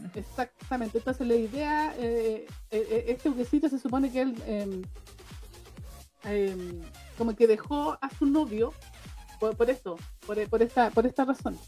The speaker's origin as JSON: {"language": "Spanish", "country": "Chile", "said": "yo soy chilena"}